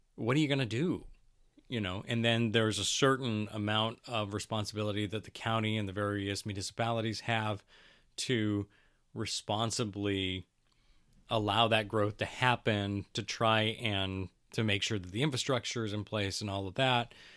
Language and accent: English; Battle Ground, Washington, United States; I grew up in Battleground.